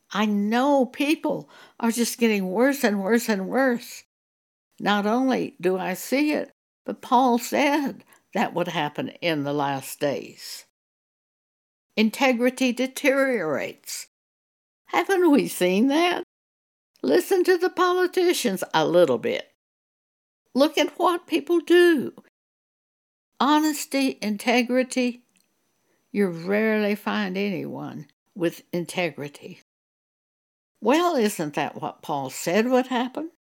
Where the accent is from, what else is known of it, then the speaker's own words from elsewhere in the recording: Broadview, New Mexico, United States; also born or lived in Clovis, New Mexico; we lived in a s, very small village called Broadview.